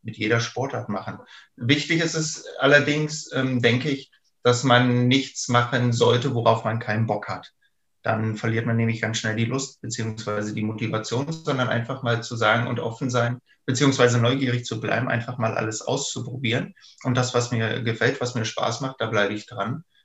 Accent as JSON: {"language": "German", "region": "eastern Germany", "country": "Germany", "tie": "born or raised there", "said": "ich bin ja quasi auch im Osten der Republik groß geworden"}